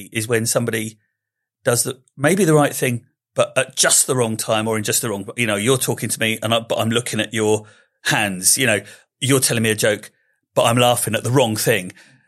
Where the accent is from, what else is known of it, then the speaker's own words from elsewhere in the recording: Slough, South East England, United Kingdom; I mean, I am from Slough. I was born there. I'm fine.